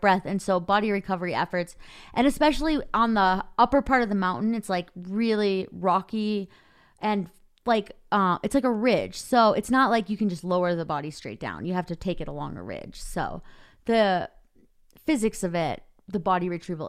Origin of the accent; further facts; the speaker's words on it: Minnesota, United States; I grew up in the Midwest in Minnesota